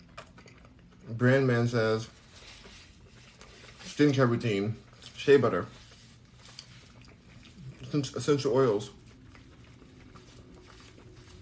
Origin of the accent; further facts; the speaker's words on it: Los Angeles, California, United States; now in Houston, United States; I'm in Houston, but I'm from Los Angeles